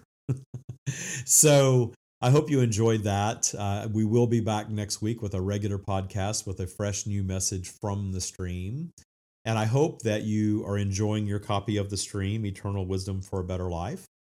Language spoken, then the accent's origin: English; Minden, Louisiana, United States; I attended, uh, the First United Methodist Church in Minden, Louisiana